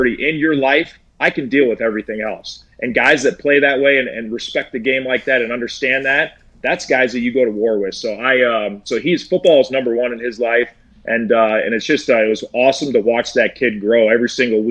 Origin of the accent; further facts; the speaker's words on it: Iowa, United States; moved away; I'm from Iowa